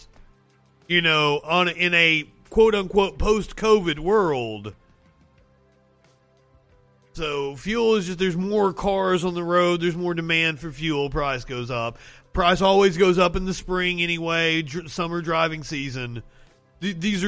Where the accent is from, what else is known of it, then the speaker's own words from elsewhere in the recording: Eastern Kentucky, United States; I'm from Eastern Kentucky, where the coal industry was allowed to just pump coal sludge into the water for fucking decades